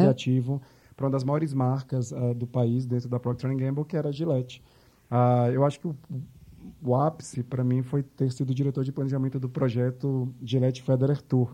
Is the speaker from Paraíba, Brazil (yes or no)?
no; Salvador, Bahia, Brazil; moved away; also born or lived in New York; Sou de Salvador